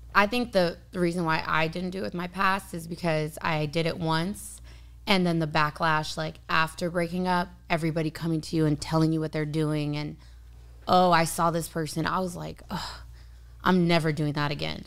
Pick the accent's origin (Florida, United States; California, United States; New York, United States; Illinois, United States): California, United States; San Diego; I was born and raised in San Diego.